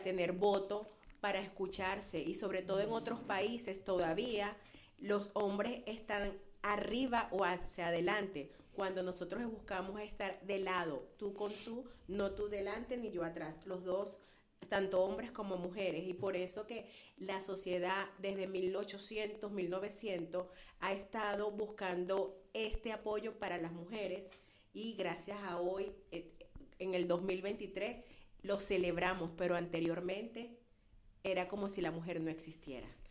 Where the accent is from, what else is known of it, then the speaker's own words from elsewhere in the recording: Venezuela; moved away as an adult; now in Florida, United States; originalmente de Venezuela